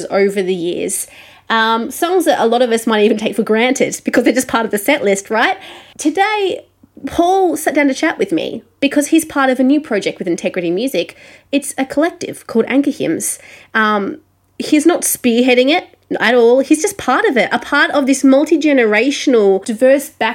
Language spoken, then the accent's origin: English; Australia; accent: Australian; I am an Australian music journalist